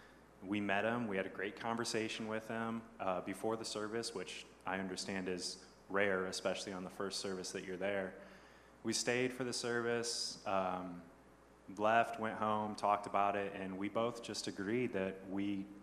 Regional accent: Midwest, United States; moved away as an adult; now in Gilbert, United States; My wife and I met Tom when we moved here in 2008. The week after we got married, we're both from the Midwest. We got married in the Midwest.

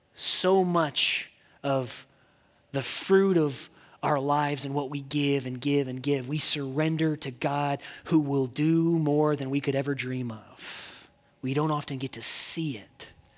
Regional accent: Indiana, United States; I grew up in Indiana.

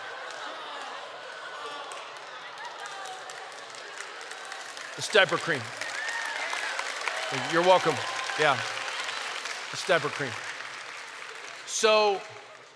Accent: Albuquerque, New Mexico, United States; my hometown of Albuquerque, New Mexico

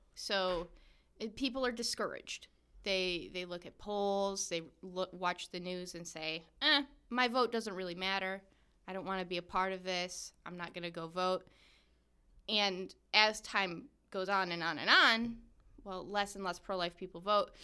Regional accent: Michigan, United States; we Michiganders

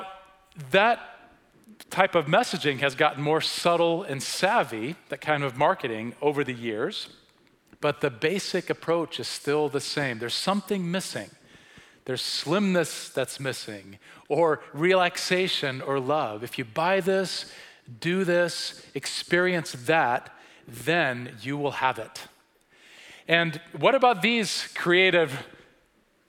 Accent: Sweden; now in United States; I grew up in Sweden in the 1970s and early 80s

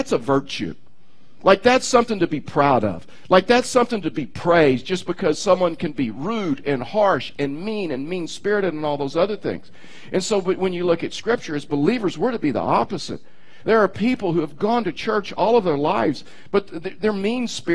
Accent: Texas, United States; I'm from Texas

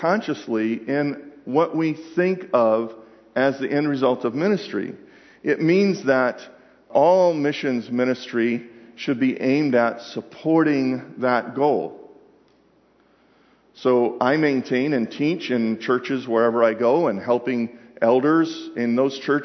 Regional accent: Atlanta, Georgia, United States; I'm from Atlanta

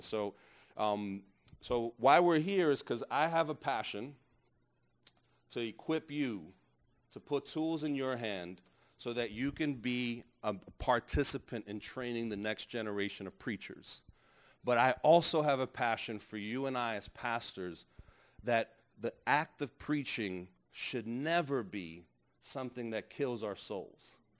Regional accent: New York City, New York, United States; I grew up in New York.

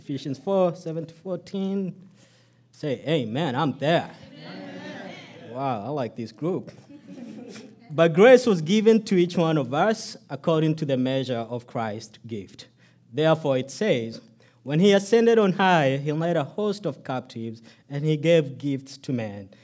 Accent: Kenya; now in United States; my birth country, Kenya.

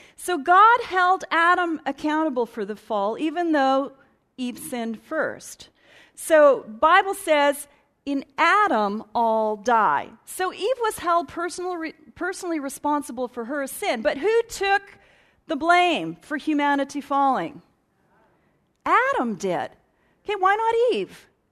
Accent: Edmonton, Alberta, Canada; Born and raised in Edmonton

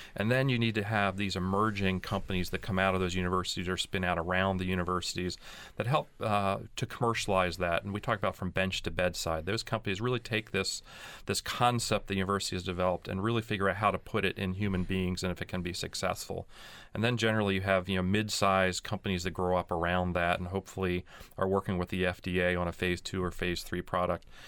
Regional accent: Pennsylvania, United States; I'm from Pennsylvania, I'm a hometown boy

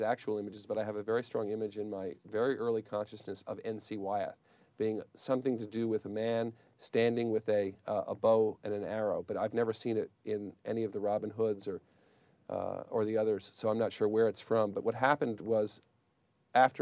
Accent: Washington, District of Columbia, United States; also born or lived in Boston, Massachusetts / Cambridge, Massachusetts; I grew up in Washington, D.C., was born in Boston, grew up in Cambridge, Mass., and Washington, D.C.

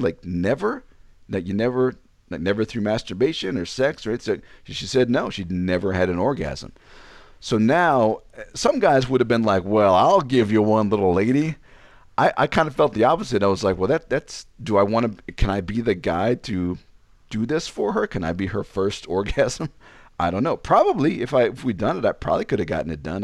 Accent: Ashburn, Virginia, United States; moved away; also born or lived in Illinois; I come from Ashburn, Virginia

